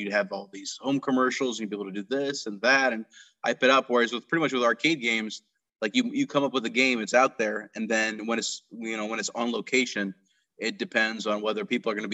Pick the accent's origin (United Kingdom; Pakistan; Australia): Pakistan; Karachi, Sindh; moved away; I grew up over in Karachi, Pakistan